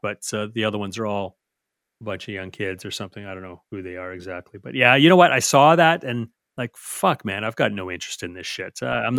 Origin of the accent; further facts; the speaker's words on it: Canmore, Alberta, Canada; a good part of it was filmed in Canmore. So my hometown.